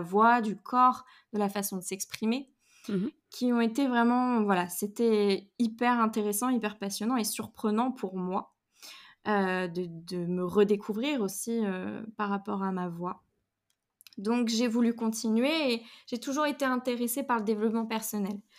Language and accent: French; Rennes, Brittany, France; moved away as an adult; now in Paris, France; j'étais à Rennes, je suis rennaise